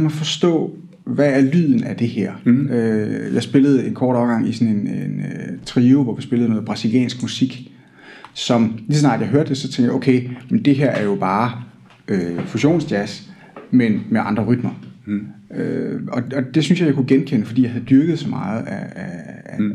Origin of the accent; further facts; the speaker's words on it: Hillerød, Capital Region of Denmark, Denmark; now in Odense, Denmark; jeg kommer oprindeligt fra Hillerød